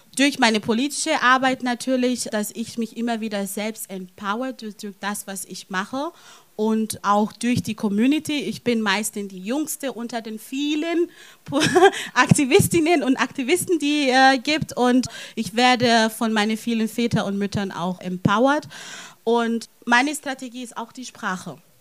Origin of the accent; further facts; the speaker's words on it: Italy; now in Germany; ich bin nicht in Deutschland aufgewachsen, in Italien aufgewachsen